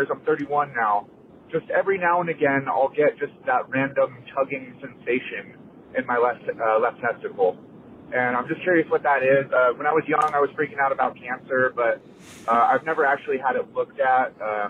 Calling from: California, United States; Drew, hey, Booth Boys. Y'all know what's a banana split. … I'm from California.

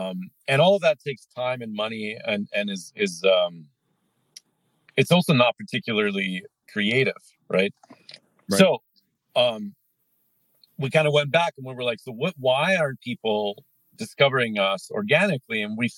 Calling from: United States; Calling in from just north of Lake Tahoe.

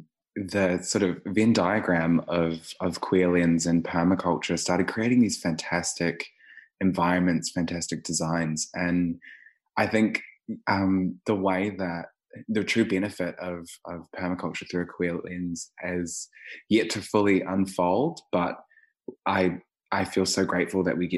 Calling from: Melbourne, Victoria, Australia; My pronouns are they, them, and I'm calling in from Wurundjeri country, so-called Melbourne, on stolen lands as well.

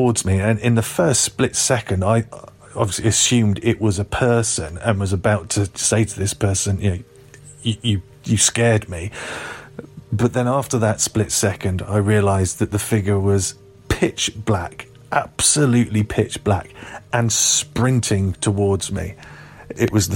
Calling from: Glastonbury, South West England, United Kingdom; I'm calling from Glastonbury in southwest England

